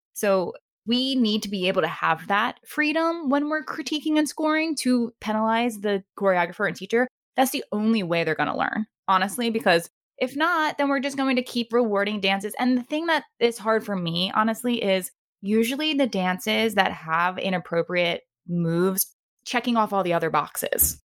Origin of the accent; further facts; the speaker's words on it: Maryland, United States; moved away; back to my, my hometown of Maryland